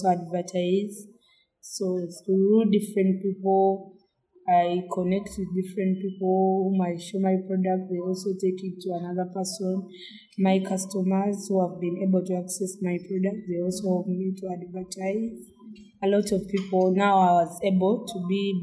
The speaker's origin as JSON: {"language": "English", "area": "Kampala District", "region": "Central Region", "country": "Uganda", "said": "I come from Kamo Church, Senyetu, Kampala District"}